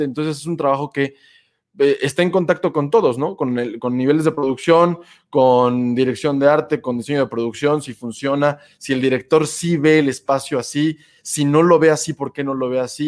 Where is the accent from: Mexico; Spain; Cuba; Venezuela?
Mexico; Puebla; la ciudad en la que yo nací, en Puebla